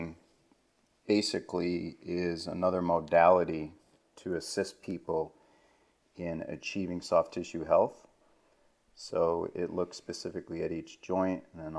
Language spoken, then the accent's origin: English; East Coast, United States; moved away as an adult; now in West Coast, United States; I grew up on the East Coast, even though now I live on the West Coast